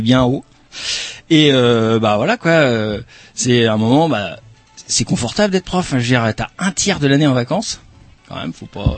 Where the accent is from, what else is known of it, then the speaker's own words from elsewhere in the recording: Pays de la Loire, France; moved away; je suis né dans le Maine-et-Loire